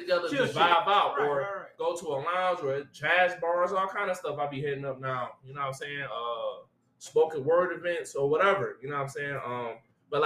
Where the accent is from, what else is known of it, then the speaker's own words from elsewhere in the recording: Detroit, Michigan, United States; I'm from Detroit, so Motown